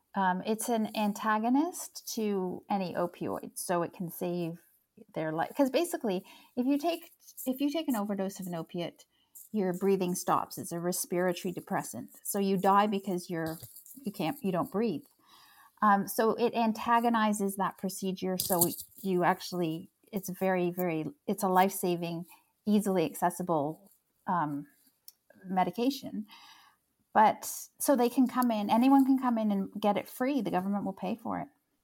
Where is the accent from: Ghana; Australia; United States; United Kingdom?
United Kingdom; England; born there; I was born in Britain because mom, like, they came over to Hamilton